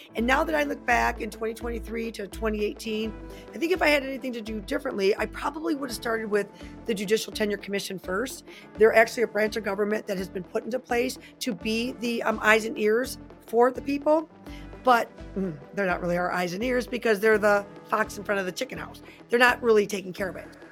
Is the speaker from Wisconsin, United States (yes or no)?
no; Michigan, United States; I am from Michigan